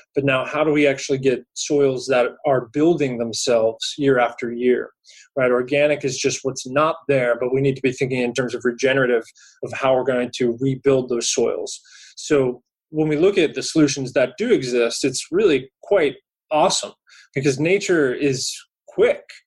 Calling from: California, United States; I'm calling from California today

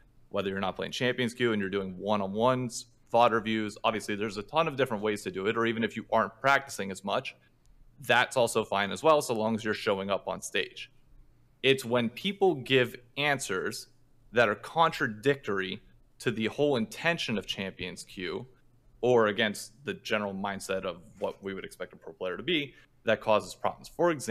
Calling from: New York City, New York, United States; Calling from the home site of group stage and quarterfinals of Worlds this year, Midtown, New York City.

